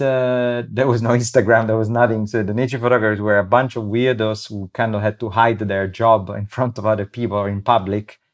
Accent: Rome, Lazio, Italy; now in Abruzzo, Italy; I grew up in Rome

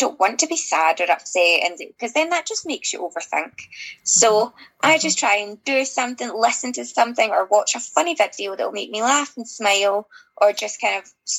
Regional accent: Glasgow, Scotland, United Kingdom; I'm from Glasgow

